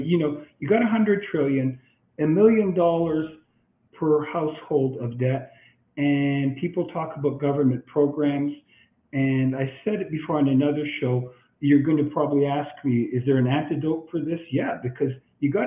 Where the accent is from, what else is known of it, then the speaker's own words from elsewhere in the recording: Canada; I'm Canadian.